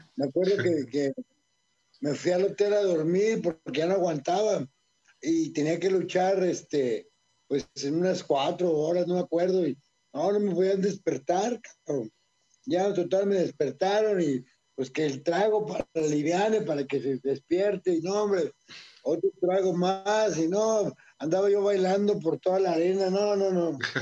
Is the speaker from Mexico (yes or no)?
yes; Guadalajara, Jalisco, Mexico; moved away; fui a mi tierra, a Guadalajara